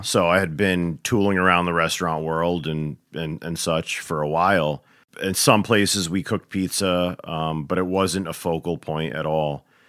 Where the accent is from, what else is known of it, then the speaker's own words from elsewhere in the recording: New York, United States; moved away; grew up across the border in, in, uh, New York, you know, and, uh, suburbia